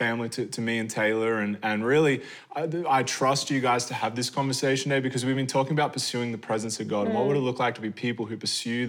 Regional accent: Australia; moved away; as an Australian

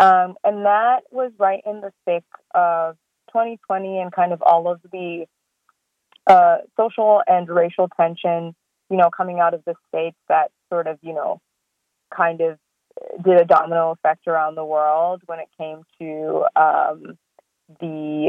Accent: South Africa; also born or lived in Swaziland / Australia; now in Canada; I was born in Swaziland and grew up in South Africa and Australia and then moved to Canada.

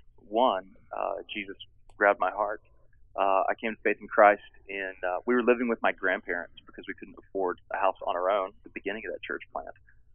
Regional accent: Texas, United States; also born or lived in Richmond, Virginia; I came to faith in Christ. We were actually planting, we left Texas and we're planting a church in Richmond, Virginia

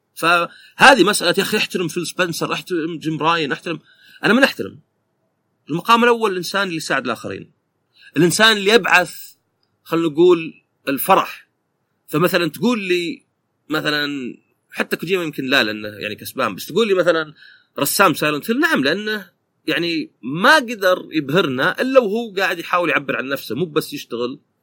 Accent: Saudi Arabia; عندنا في السعوديه

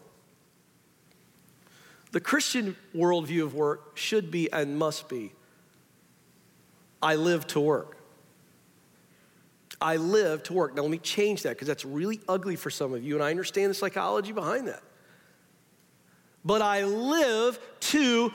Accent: the South, United States; I'm from the South, born and raised in the South.

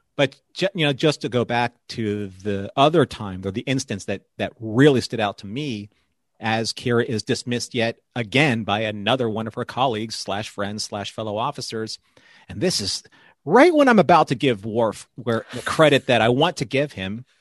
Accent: Philippines; I'm Filipino

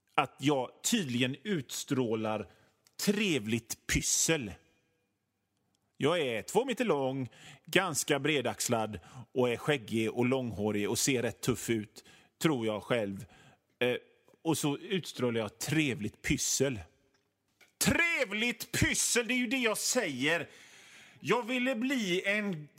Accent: Hönö, Västra Götaland, Sweden; jag kommer från Hönö född på Hönö på 70-talet

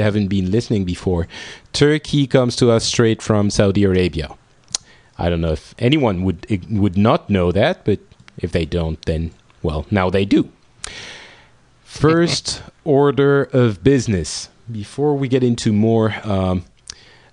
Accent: France; our country

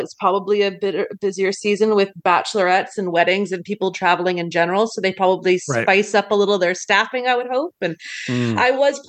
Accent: Canada; As a Canadian who doesn't get that stuff regularly

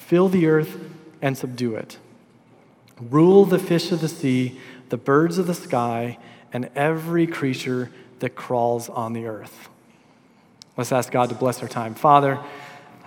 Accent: Minnesota, United States; also born or lived in Des Moines, Iowa; in my school district, there was a high school called the School of Environmental Studies for juniors and seniors. And so it was nicknamed the Zoo School because it was on campus of the Minnesota Zoo

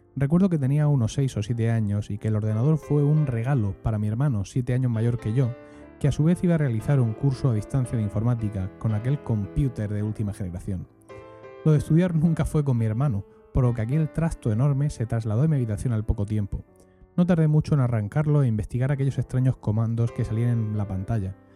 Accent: Region of Murcia, Spain; accent: Murcian; nuestro acento murciano

